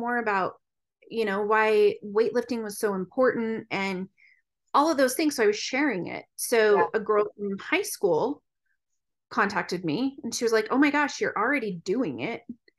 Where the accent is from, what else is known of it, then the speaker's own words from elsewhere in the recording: Utah, United States; I grew up in Utah.